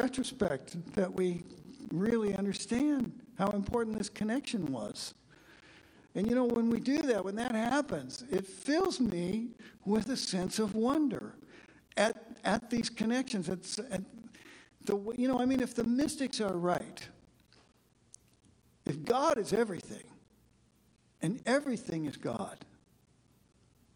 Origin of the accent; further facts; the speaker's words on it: Kansas, United States; I'm from Kansas.